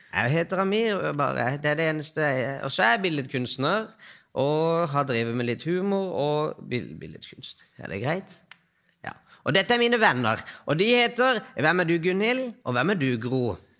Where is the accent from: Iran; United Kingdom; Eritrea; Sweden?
Iran; also born or lived in Trøndelag, Norway; now in Oslo, Norway; Jeg er fra Iran.